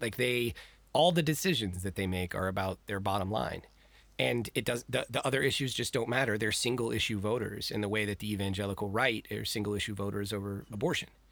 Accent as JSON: {"language": "English", "region": "Texas", "country": "United States", "tie": "born or raised there", "said": "I am born and raised in Texas"}